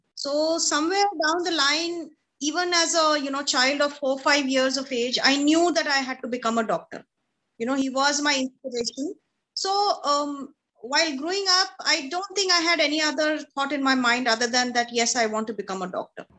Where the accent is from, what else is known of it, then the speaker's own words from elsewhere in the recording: Delhi, India; So my father was in the army. So we grew up in the different cantonments of this country. But mostly was in the Delhi cantonment, and I studied in the army public school, Dhola Kuan.